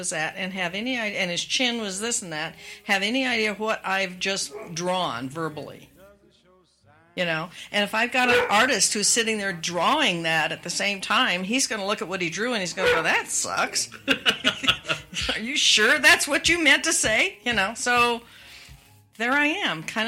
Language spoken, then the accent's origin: English; Spokane, Washington, United States; moved away; I grew up in Washington State. We had snow. Especially in Spokane.